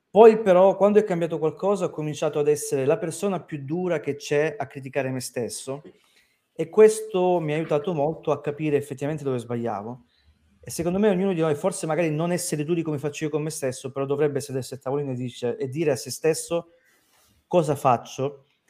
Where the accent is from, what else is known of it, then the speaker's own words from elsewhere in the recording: Crotone, Calabria, Italy; moved away; also born or lived in Rome; una persona come me che veniva da Crotone